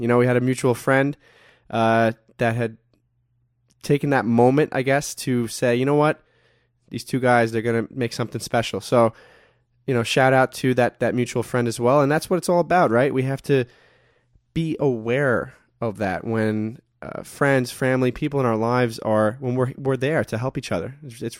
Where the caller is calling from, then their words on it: New York, United States; I'm calling in from New York